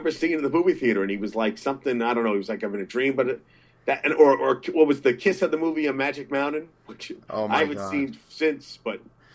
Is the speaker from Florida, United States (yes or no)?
no; New Jersey, United States; I'm from Jersey